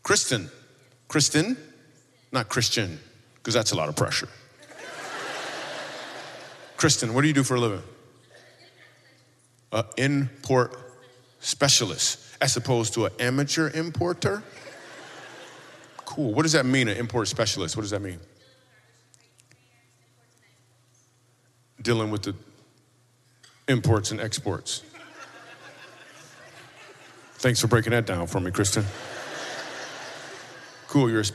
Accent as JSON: {"language": "English", "region": "Michigan", "country": "United States", "tie": "born or raised there", "moved": "yes", "said": "I grew up in Michigan"}